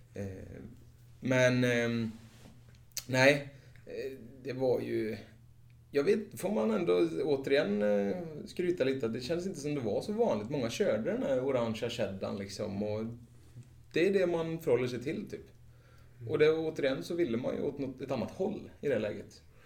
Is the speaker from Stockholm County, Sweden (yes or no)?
no; Vara, Västra Götaland, Sweden; moved away; vi kommer just från, från Vara, landet, slätta, bönder